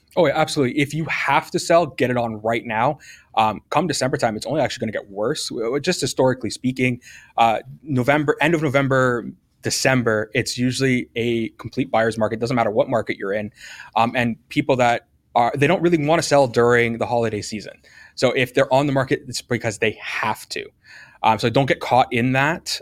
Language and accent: English; Hamilton, Ontario, Canada; I love Hamilton. I'm from Hamilton.